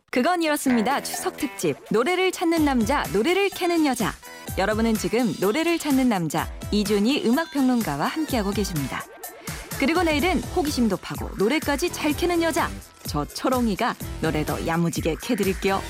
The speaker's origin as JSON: {"language": "Korean", "town": "Namwon", "region": "North Jeolla", "country": "South Korea", "tie": "born or raised there", "moved": "yes", "said": "그 어릴 때 자랐던 그 남원 섬진강도 생각나고요."}